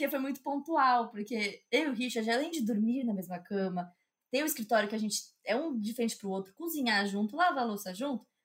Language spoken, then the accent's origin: Portuguese; São Paulo, Brazil; porque eu sou paulista. Sobrenome trabalha para caramba. E, é uma coisa que em São Paulo a gente gosta, a gente parece que trabalho faz parte da nossa essência.